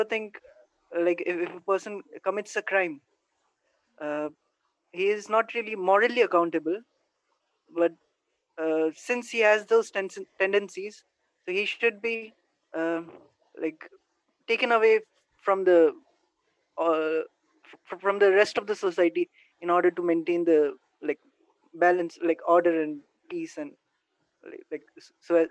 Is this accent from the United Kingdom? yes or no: no; India; from India